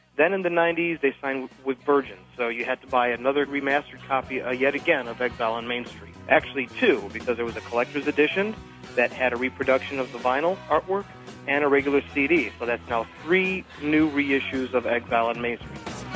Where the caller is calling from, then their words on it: Phoenix, Arizona, United States; I'm calling from Phoenix, Arizona